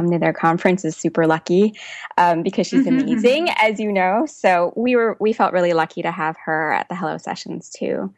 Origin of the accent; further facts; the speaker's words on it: Hawaii, United States; moved away as an adult; also born or lived in Portland, Oregon; now in Massachusetts, United States; But I'm originally from Hawaii. I moved to Massachusetts for graduate school, and then for 2 years, I lived in Portland, Oregon.